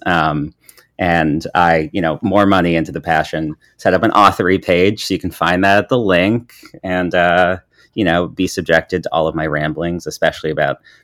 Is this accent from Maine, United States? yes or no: yes; Southern Maine, United States; So I'm from Southern Maine, and one of our like big places we would take trips in school was to Boston.